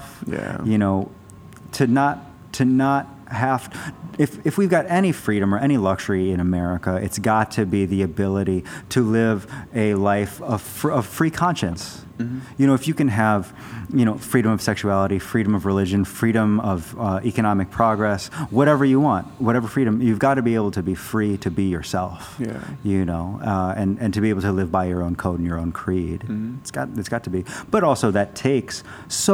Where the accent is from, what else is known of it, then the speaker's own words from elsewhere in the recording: Arizona, United States; I grew up in Arizona